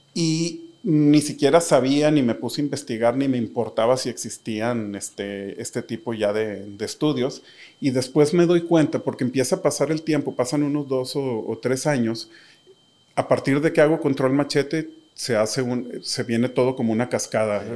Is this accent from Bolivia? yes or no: no; Monterrey, Nuevo León, Mexico; soy un diseñador de Monterrey